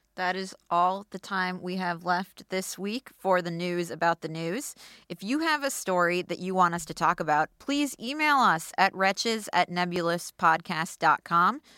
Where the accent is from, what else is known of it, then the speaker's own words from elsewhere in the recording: Minneapolis, Minnesota, United States; my hometown paper, the Star